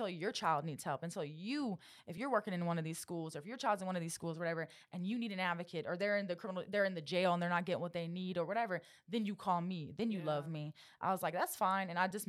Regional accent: Louisiana, United States; I'm also from Happy Southwest feelings. Louisiana. Yeah, I'm Cajun.

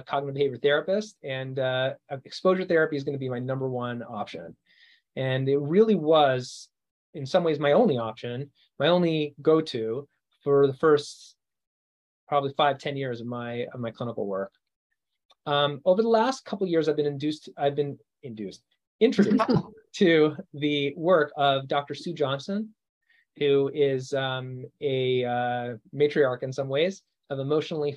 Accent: Canada; moved away; I'm from Canada originally

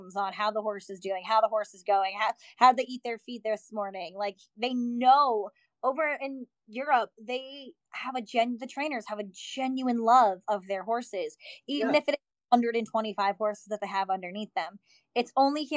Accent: Wyoming, United States; I grew up a lot on the Western farms, but all the Western farms I was at out in Wyoming

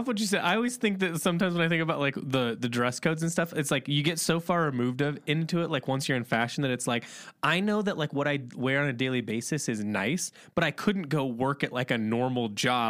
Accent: Midwest, United States; we talk about we're from the Midwest, and I always kind of felt like fashion was this like uphill battle.

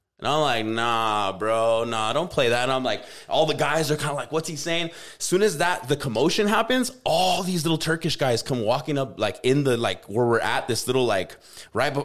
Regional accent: United States; I'm from America

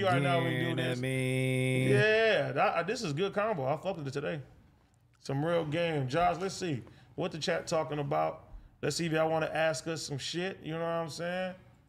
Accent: California, United States; I'm from the Bay

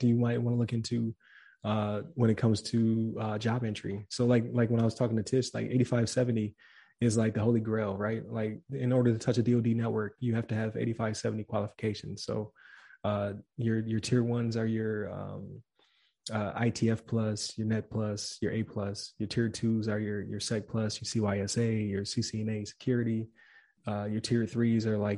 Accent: Buffalo, New York, United States; I'm from Buffalo

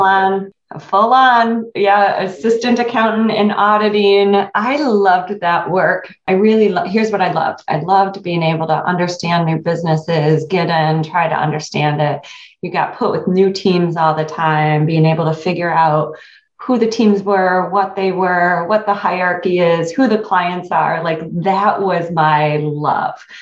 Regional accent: Quincy, Michigan, United States; I grew up in Quincy, Michigan, which is a town of about 1,200 people

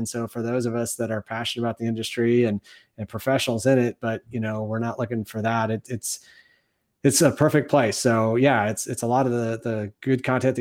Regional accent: Ann Arbor, Michigan, United States; moved away as an adult; now in San Antonio, United States; Born and raised in Michigan, went to high school in Ann Arbor

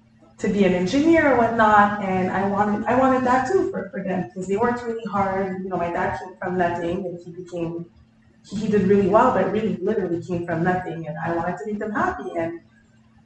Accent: Montreal, Quebec, Canada; English is a second language; moved away as an adult; now in Miami, United States; I grew up in Montreal, Canada, born and raised in Montreal

